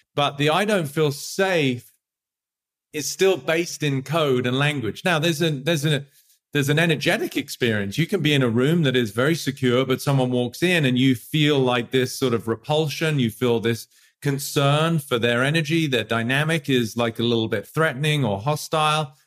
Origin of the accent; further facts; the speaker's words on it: England, United Kingdom; moved away; I grew up in England